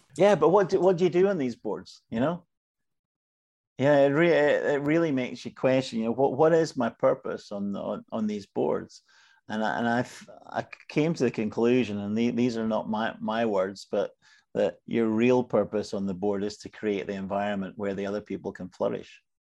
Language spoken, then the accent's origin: English; Scotland, United Kingdom; I'm Scottish.